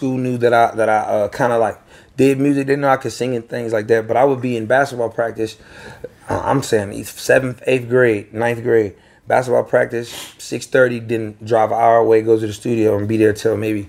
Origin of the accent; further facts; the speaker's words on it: Virginia, United States; I'm from Virginia